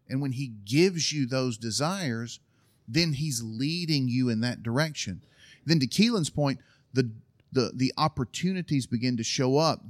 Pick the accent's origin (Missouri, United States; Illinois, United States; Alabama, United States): Alabama, United States; moved away as an adult; also born or lived in Berlin, Germany / Istanbul, Turkey; I was from Alabama